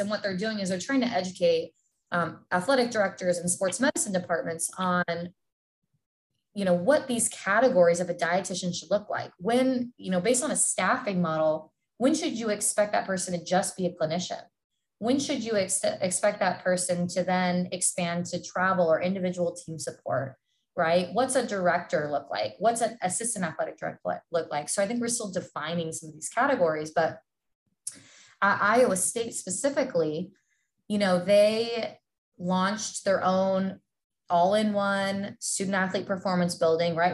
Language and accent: English; Southern California, United States; moved away as an adult; now in Iowa, United States; born and raised in Southern California